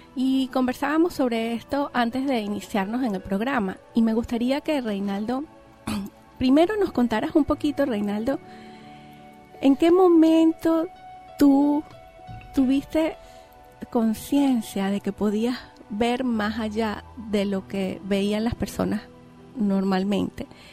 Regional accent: Venezuela; Yo soy venezolana

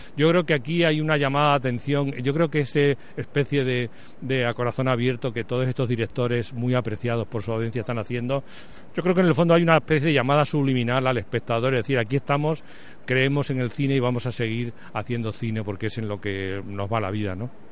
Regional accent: Spain; also born or lived in Madrid; vivíamos en un pueblo como, muchos españoles de esa época

